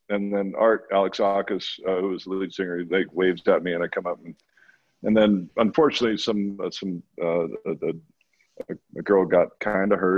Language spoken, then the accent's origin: English; Pacific Northwest, United States; Um, so growing up in the Northwest, this was back in you know you had network television